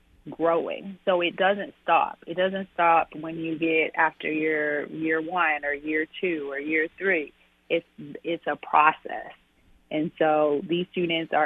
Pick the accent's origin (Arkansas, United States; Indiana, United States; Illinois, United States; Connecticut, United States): Arkansas, United States; moved away; born and raised in Arkansas, so neighboring state